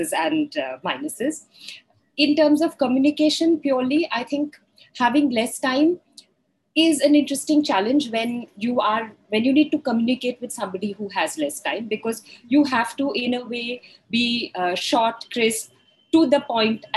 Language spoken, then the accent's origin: English; India; I am female, I am maybe middle-aged, I am Indian